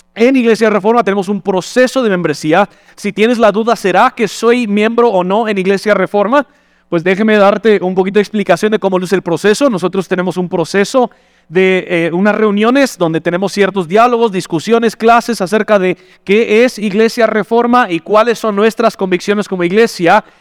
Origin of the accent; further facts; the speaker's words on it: United States; Spanish is a second language; moved away as an adult; now in Guatemala; como buen gringo